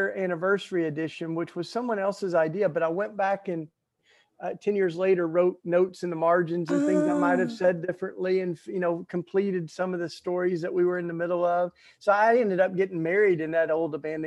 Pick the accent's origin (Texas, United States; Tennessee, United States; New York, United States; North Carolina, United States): Tennessee, United States; East; I grew up in the Bible Belt and the evangelical church down in East Tennessee